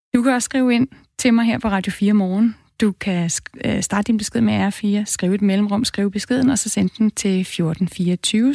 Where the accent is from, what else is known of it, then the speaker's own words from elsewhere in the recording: Denmark; os danskere